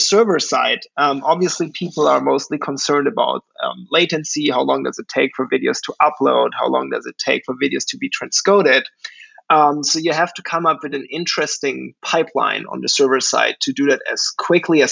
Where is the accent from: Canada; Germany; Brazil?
Germany; moved away as an adult; now in New York City, United States; I'm originally from Germany. I grew up there and went to school there